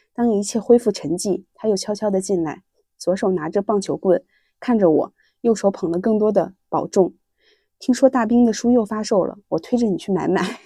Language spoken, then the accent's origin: Chinese; Henan, China; 我就是河南人，然后我爸妈、我爷爷奶奶、姥爷姥爷全都是河南人